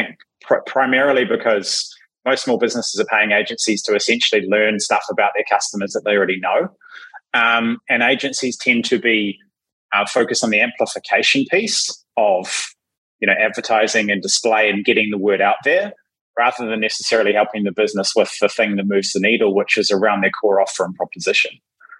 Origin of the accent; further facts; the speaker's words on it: New Zealand; moved away; Yeah, so I'm a Kiwi who hasn't lived in Kiwiland for most of my life.